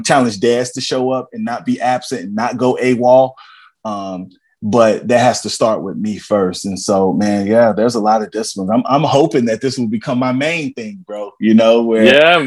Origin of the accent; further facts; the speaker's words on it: Cincinnati, Ohio, United States; also born or lived in Columbia, Tennessee; I'm from, I'm from Evanston, Cincinnati, man. I'm from Warner Hills, Madisonville, Brown. I'm from the south side of Columbia, Tennessee